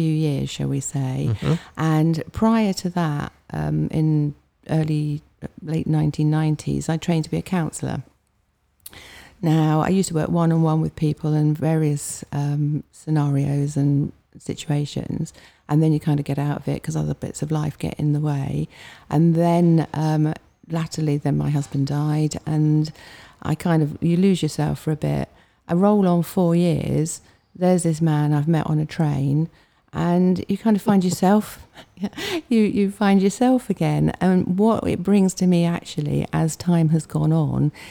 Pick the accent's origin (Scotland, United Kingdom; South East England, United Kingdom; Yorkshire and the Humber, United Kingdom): South East England, United Kingdom; Hampshire; also born or lived in Fleet; I'm from Hampshire